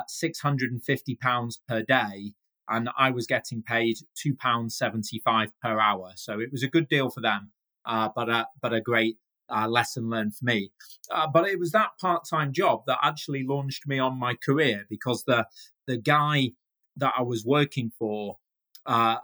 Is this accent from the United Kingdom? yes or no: yes; Manchester, North West England, United Kingdom; I'm a proud Mancunian. That's what us people from Manchester call ourselves.